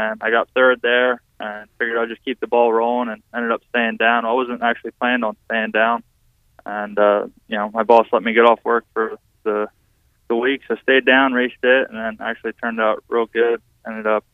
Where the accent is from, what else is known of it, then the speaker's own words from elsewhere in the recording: Pennsylvania, United States; I'm from Pennsylvania